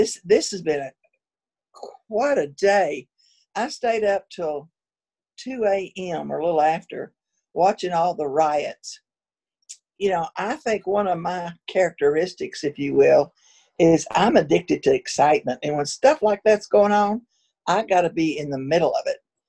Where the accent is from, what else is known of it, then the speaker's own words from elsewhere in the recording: West Texas, United States; I was born out in West Texas